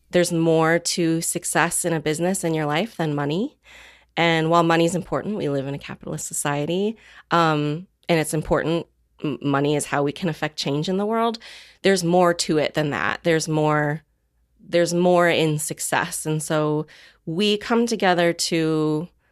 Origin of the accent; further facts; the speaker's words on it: Midwest, United States; I grew up in the Midwest